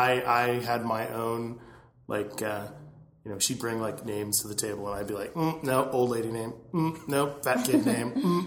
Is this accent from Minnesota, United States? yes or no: no; Southern California, United States; also born or lived in Huntington Beach; I was born here